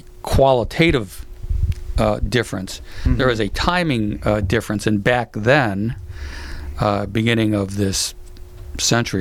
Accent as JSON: {"language": "English", "town": "Chicago", "region": "Illinois", "country": "United States", "tie": "born or raised there", "also_born_or_lived": "Florida / upstate New York / Santa Monica, California", "moved": "yes", "said": "growing up in Chicago"}